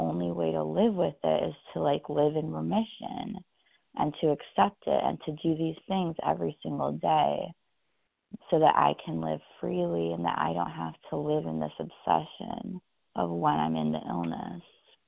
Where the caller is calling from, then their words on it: California, United States; I'm calling from California this morning.